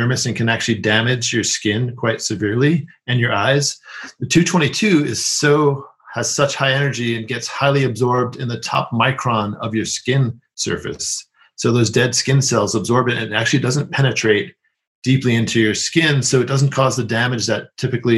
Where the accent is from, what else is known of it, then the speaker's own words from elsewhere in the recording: New York City, New York, United States; I grew up in New York City